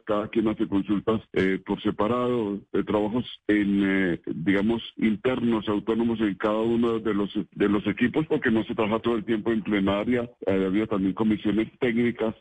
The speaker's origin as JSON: {"language": "Spanish", "country": "Colombia", "said": "como nación colombiana"}